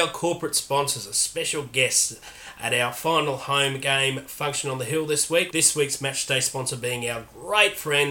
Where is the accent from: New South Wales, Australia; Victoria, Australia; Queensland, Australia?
Queensland, Australia; Stanthorpe; growing up in Stanthorpe